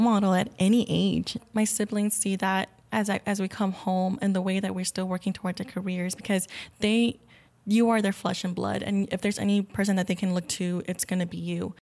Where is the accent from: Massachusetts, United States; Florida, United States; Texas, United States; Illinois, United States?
Texas, United States; Pharr; now in Austin, United States; I grew up in the Rio Grande Valley